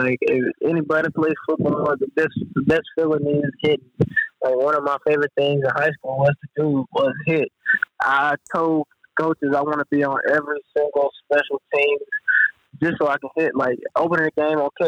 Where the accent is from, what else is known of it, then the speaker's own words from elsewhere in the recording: Missouri, United States; I'm from Missouri, and this is my home state